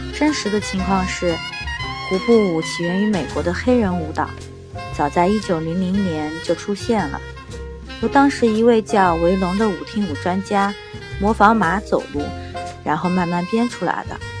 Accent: China; 胡步舞其实只是我们中国人的音译而已

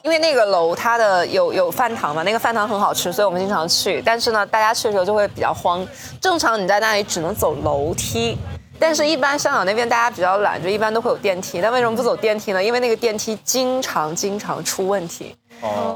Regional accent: northern China, China; 我是北方人

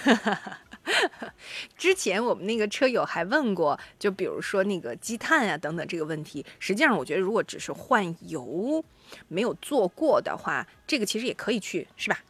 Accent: Shandong, China; 尤其符合我们山东人的审美

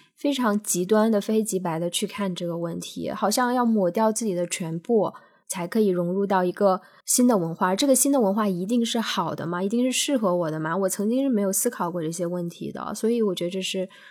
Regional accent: China; moved away as an adult; also born or lived in United States; now in Australia; 我已经对我中国人的身份，我自己都已经有了一个认识了

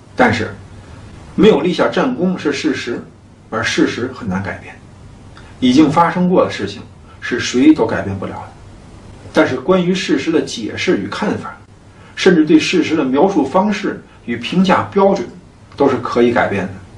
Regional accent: China; 我们中国人

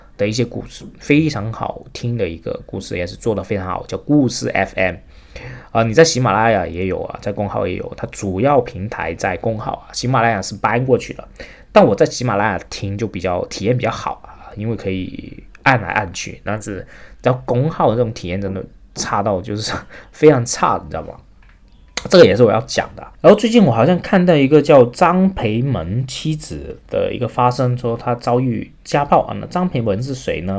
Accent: Shenzhen, Guangdong, China; 我是深圳出生长大的啊，我实际上以前这个家住在华强北，过两条街道就到了，所以我的后花园从小长大的地方实际就是深圳华强北

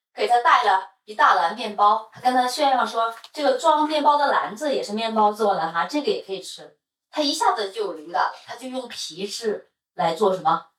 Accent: Northeast China, China; moved away; also born or lived in Beijing; 因为我是东北人哈，这边的满族的同学哈，包括在北京我认识的所有的

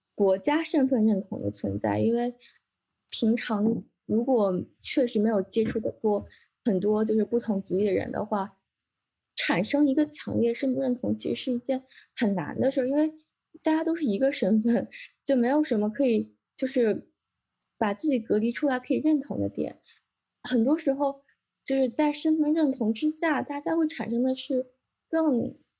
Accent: China; 我在这个中国的环境中长大

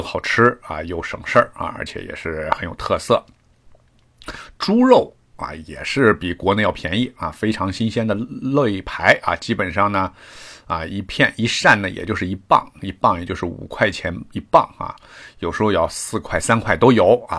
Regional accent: northern China, China; moved away as an adult; now in Toronto, Canada; 那我来加拿大很长时间呢，这个做馒头、包子，因为我是北方人。

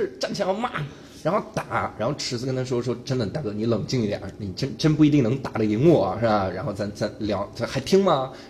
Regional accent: Taiwan; 然后我们台湾人呢，啊，这就可以了。

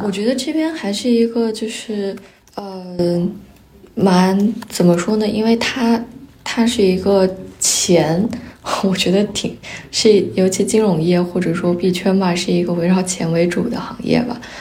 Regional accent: Qinghai, China; first language Mandarin; now in Singapore; 我在青海长大，然后，但是我家里的人都不是青海本地的，他们来自五湖四海

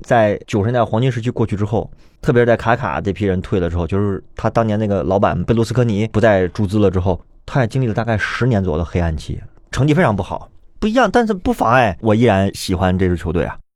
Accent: Tianjin, China; 我们天津人啊，就特别喜欢用，用这种梗

